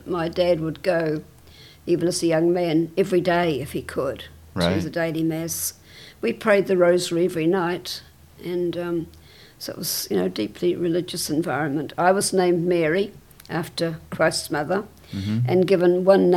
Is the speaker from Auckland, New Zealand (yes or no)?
no; Wellington, New Zealand; I was born in Wellington in 1929